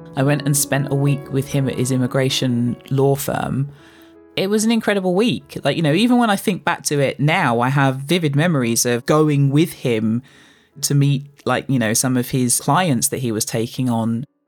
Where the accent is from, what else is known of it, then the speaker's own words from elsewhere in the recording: London, United Kingdom; I was growing up in Canning Town, the most fun that I would have would always be being out with friends that I grew up with on the housing estate that was home, that still is home to this day.